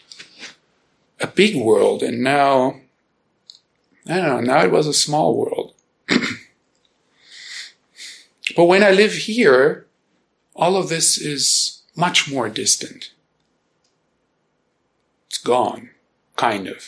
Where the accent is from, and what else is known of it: Germany; born or raised there; first language German; English is a second language; now in Boulder, United States